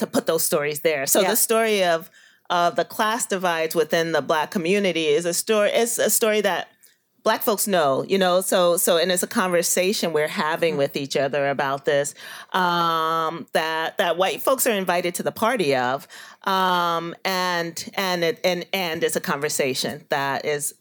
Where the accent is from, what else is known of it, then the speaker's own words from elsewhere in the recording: New York City, New York, United States; I grew up in Bushwick, the old Bushwick